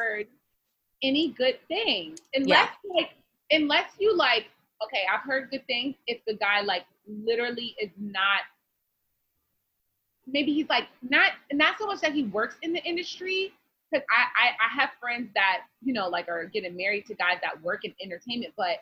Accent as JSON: {"language": "English", "region": "New York", "country": "United States", "said": "we're from New York."}